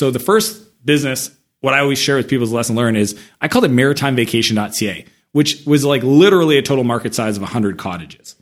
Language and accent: English; Canada; moved away as an adult; also born or lived in San Francisco; I'm Canadian